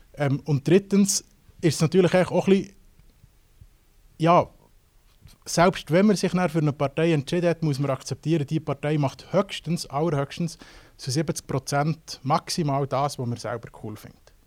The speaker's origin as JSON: {"language": "German", "country": "Switzerland", "said": "bei uns in der Schweiz"}